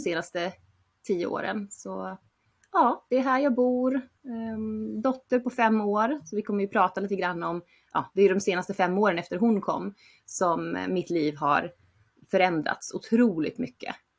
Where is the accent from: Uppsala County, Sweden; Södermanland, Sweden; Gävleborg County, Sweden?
Uppsala County, Sweden; Uppsala; moved away as an adult; also born or lived in Barcelona, Spain; jag är från Uppsala, uppvuxen där